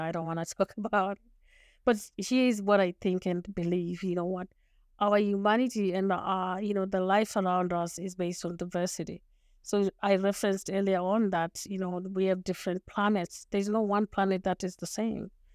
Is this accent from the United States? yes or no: no; Zimbabwe; first language Shona; English is a second language; moved away as an adult; also born or lived in Montreal, Canada; now in Canada; I was born and raised in Zimbabwe